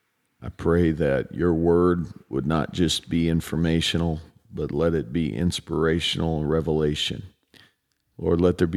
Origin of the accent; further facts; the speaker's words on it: Chicago, Illinois, United States; We're both from Chicago, my brother.